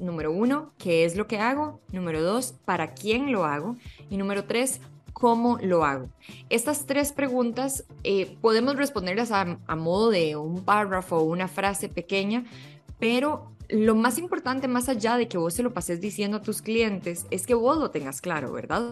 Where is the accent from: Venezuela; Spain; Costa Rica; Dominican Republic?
Costa Rica; moved away as an adult; now in Mexico; yo soy costarricense de nacimiento y em, aquí estudié diseño publicitario